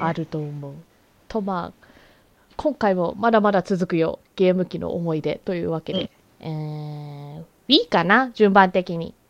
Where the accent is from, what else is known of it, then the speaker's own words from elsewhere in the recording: Canada; カナダ生まれカナダ育ちだからさ